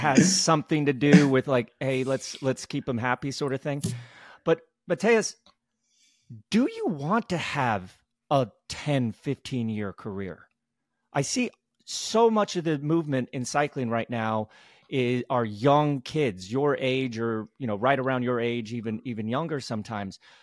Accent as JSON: {"language": "English", "country": "United States", "said": "as an American"}